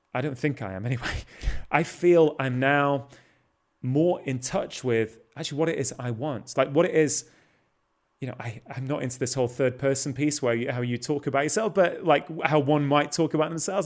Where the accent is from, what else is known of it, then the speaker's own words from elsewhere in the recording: Manchester, North West England, United Kingdom; I grew up in South Manchester